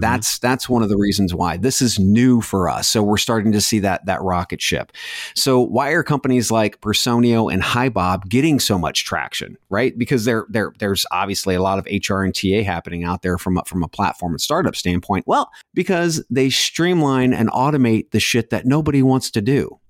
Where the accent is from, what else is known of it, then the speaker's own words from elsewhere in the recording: Mansfield, Ohio, United States; growing up in Mansfield